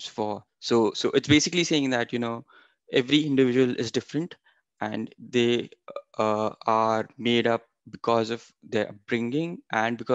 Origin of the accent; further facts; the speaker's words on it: Maharashtra, India; moved away as an adult; now in Canada; being raised in India